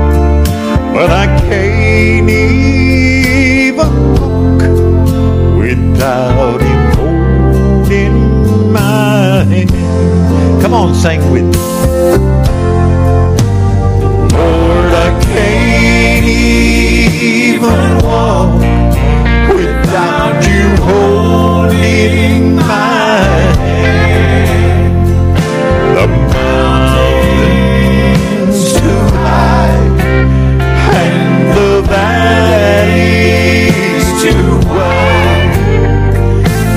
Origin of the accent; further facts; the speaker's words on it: Pine Bluff, Arkansas, United States; I'm from Pine Bluff